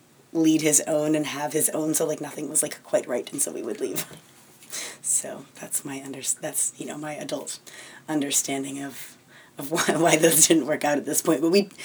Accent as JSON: {"language": "English", "region": "New Hampshire", "country": "United States", "tie": "born there", "also_born_or_lived": "Maine / Brazil", "said": "And so I grew up, I was born in New Hampshire. They lived in a little farm in rural Maine, and then we ended up moving all over up and down the East Coast"}